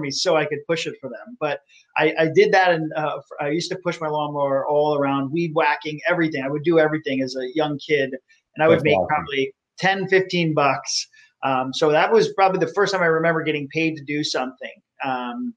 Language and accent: English; South Florida, United States; As a kid, I grew up in South Florida